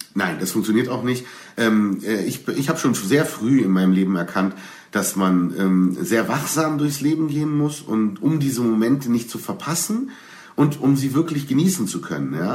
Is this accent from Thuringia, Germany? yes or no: no; Berlin, Germany; ich als Berliner